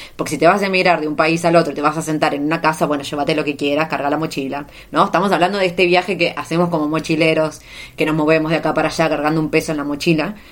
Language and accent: Spanish; Argentina; moved away as an adult; la primera vez que salí de Argentina, ya por 2012.